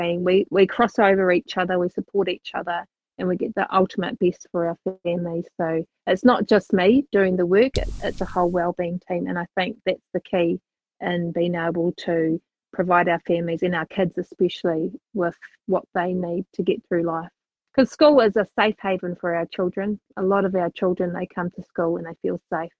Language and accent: English; Christchurch, Canterbury, New Zealand; moved away; Born and bred in Christchurch